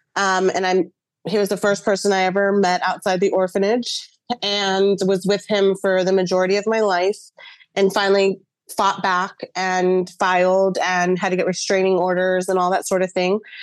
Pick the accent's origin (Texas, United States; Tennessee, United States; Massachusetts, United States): Texas, United States; Dallas; now in St. Petersburg, United States; I was born in Dallas, Texas, but I currently live in St. Pete, Florida.